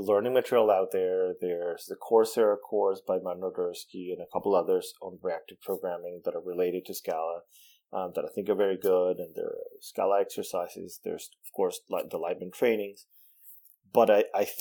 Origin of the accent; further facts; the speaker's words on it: Venezuela; first language Spanish; English is a second language; I was born and raised in Venezuela. Spanish is my first language